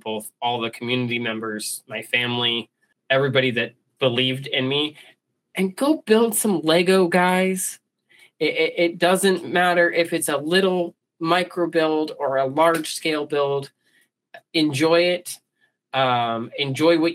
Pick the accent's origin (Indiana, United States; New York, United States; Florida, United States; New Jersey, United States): Florida, United States; South; moved away; I'm from South Florida originally